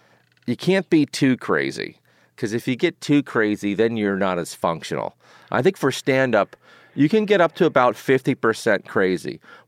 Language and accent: English; Maryland, United States; accent: mix of New York and Maryland; Yeah, I do have a mix of New York and Maryland accent.